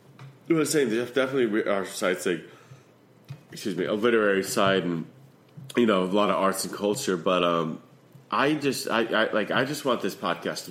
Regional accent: Connecticut, United States; moved away; when I grew up in Connecticut

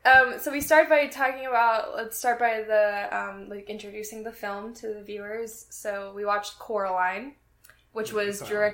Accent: Tyler, Texas, United States; born or raised there

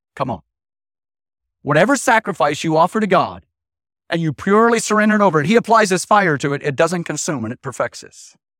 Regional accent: Idaho, United States; I was raised in Idaho.

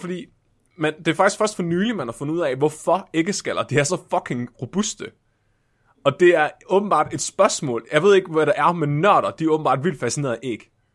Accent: Tåsinge, Southern Denmark, Denmark; min barndom på Tåsinge.

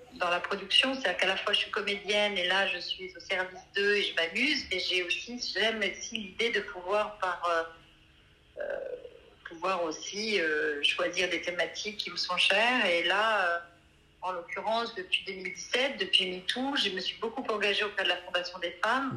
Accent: Brittany, France; moved away; also born or lived in Corrèze; je suis bretonne

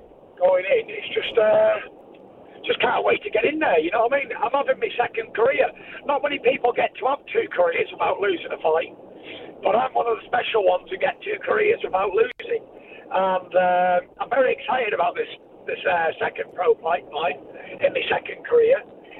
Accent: Manchester, North West England, United Kingdom; I'm obviously from Manchester

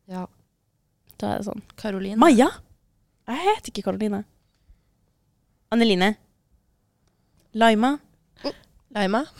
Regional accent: Northern Norway, Norway; altså selv om jeg er fra Nord-Norge, så er det liksom sånn distanse på åtte timer, liksom.

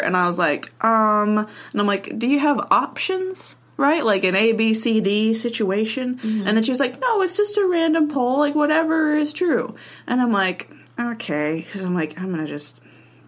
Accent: United States; We're American

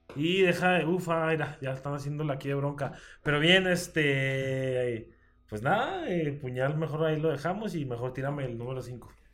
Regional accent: Mexico; tenemos como cultura mexicana

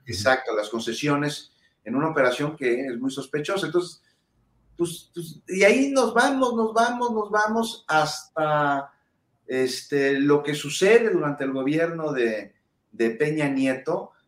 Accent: Mexico; como ciudadano mexicano

